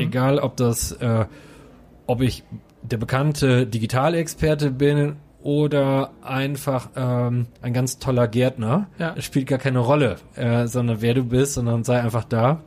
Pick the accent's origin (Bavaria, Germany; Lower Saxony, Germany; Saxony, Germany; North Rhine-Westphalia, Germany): North Rhine-Westphalia, Germany; Coesfeld; Coesfeld und Holtweg sind für mich immer der sichere Hafen.